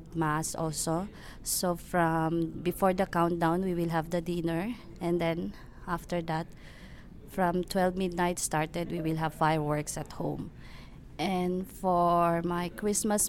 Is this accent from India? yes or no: no; Philippines; now in Canada; I'm from Philippines, so means I'm Filipino.